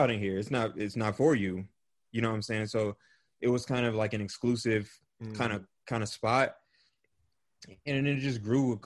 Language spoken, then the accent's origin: English; Kansas City, United States; now in Denver, United States; I grew up in Kansas City. I live in Denver now, but I grew up in Kansas City